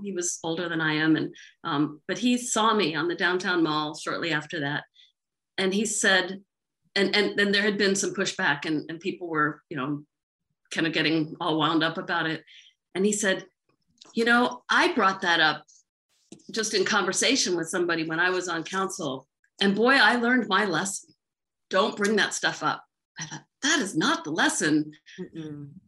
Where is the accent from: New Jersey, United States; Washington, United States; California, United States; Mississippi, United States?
Mississippi, United States; now in Charlottesville, United States; I grew up in Mississippi, so well, I didn't grow up, but I, I spent most of my childhood in Mississippi